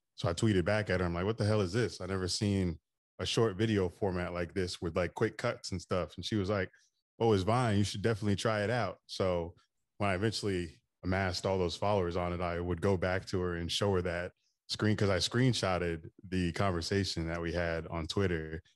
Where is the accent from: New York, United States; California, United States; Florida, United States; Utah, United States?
Florida, United States; Daytona Beach; I grew up in Daytona Beach, Florida, so I've been in Florida pretty much my whole life